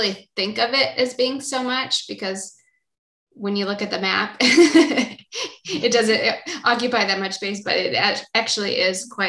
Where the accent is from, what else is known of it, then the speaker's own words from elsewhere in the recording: Israel; in Israel, we have one mountain